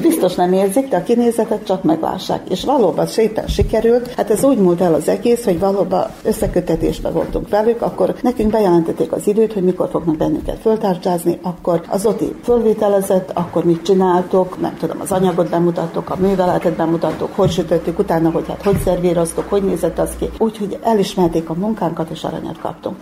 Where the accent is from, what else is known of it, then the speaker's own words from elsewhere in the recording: Muzslya, Vojvodina, Serbia; Nem vagyok muzslai születésű, de gyermekkorom óta itt élek mozlán